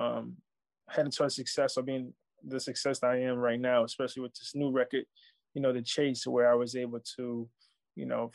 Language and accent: English; New York City, New York, United States; I'm from Baisley